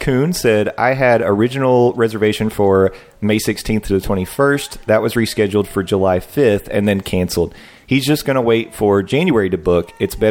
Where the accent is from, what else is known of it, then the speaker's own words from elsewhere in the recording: Canada; We're Canadian, so the exchange makes it much more expensive.